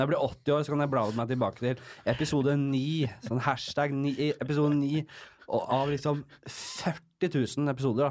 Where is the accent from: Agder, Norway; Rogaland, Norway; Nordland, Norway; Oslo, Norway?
Oslo, Norway; Vokst opp øverst på Bekkelaget.